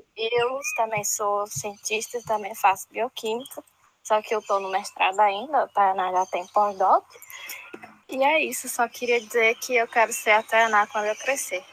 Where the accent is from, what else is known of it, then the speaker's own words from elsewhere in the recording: Fortaleza, Ceará, Brazil; moved away as an adult; also born or lived in England; now in Ribeirão Preto, Brazil; eu sou de Fortaleza